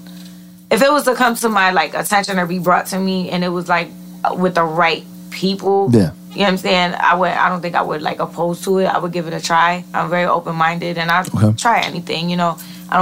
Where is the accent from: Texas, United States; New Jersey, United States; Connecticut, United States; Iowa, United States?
Connecticut, United States; New Britain; New Britain.